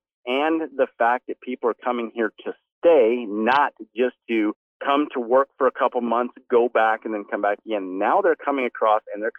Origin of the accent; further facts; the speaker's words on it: Arizona, United States; But I'm originally from Arizona, just north of Tombstone, so I'm very familiar with the border, with the border issues.